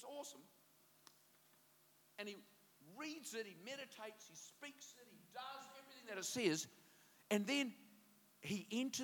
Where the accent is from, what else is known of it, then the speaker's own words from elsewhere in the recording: New Zealand; I'm a Kiwi